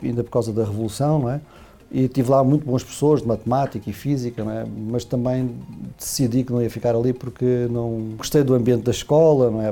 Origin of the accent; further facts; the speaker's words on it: Portugal; moved away as an adult; now in Brazil; é português, né? Portanto, nasci em Portugal há 55 anos